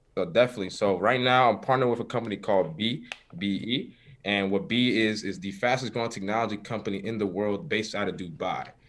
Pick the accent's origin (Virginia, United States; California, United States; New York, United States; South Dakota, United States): New York, United States; New York City; born and raised in Harlem, New York